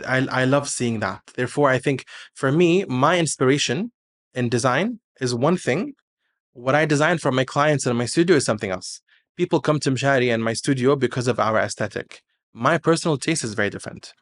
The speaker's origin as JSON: {"language": "English", "country": "Kuwait"}